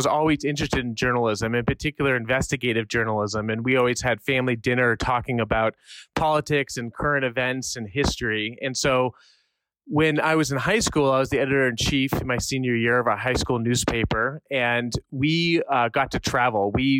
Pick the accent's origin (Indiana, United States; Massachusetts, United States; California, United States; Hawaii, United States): California, United States; also born or lived in Montreal, Canada; I ended up growing up in California, and I didn't become an American citizen until I was a senior at CU.